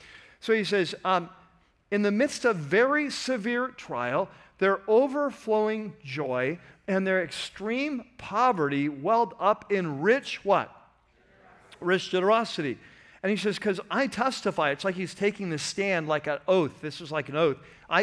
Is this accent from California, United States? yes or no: yes; San Francisco, California, United States; now in Southern California, United States; I was born in Northern California. I was born in San Francisco. I love San Francisco, but then I came to Jesus and I moved, right, to Southern California